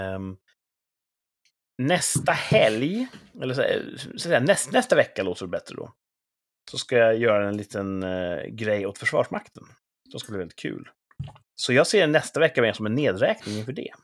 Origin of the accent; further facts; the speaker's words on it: Mälaren Valley region, Mälardalen, Sweden; now in southern Sweden, Sweden; där jag kommer ifrån och där ni sitter då uppe någonstans i Mälardalsregionen